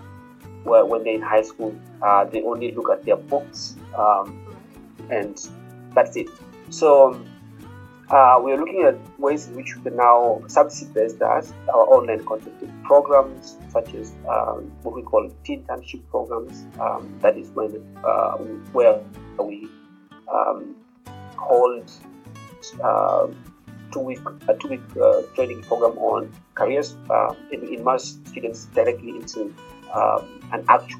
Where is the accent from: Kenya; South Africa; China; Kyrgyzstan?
Kenya; also born or lived in University of Pennsylvania, United States; I'm a Kenyan, and I live in Nairobi.